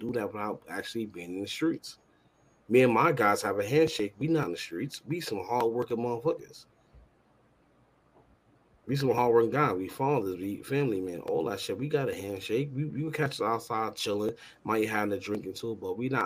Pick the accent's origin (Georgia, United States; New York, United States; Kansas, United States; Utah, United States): New York, United States; New York City; also born or lived in Bronx; I grew up in Far Rockaway.